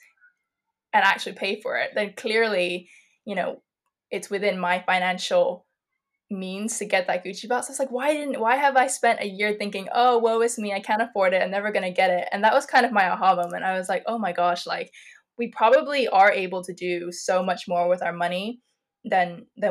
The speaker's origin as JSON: {"language": "English", "country": "Ireland", "tie": "born or raised there", "also_born_or_lived": "Malaysia", "said": "I was born in Malaysia, and my family moved to Ireland when I was 5. So we were like first generation immigrants"}